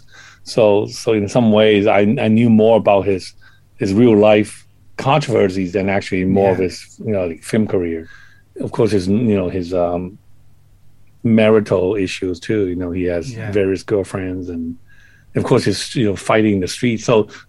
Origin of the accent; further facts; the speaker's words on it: Hong Kong; I was, you know, growing up in Hong Kong